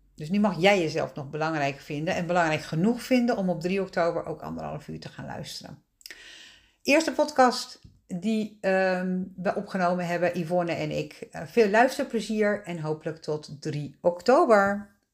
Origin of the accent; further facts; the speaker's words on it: Netherlands; wij hebben als Nederlanders